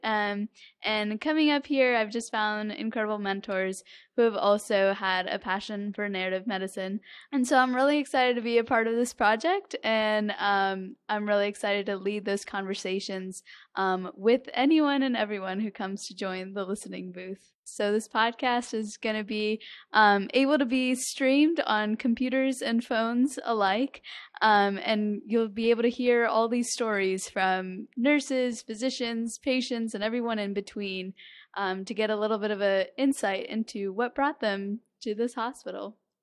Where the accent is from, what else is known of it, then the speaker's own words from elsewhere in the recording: Athens, Georgia, United States; moved away as an adult; now in Durham, United States; born and raised in Athens, Georgia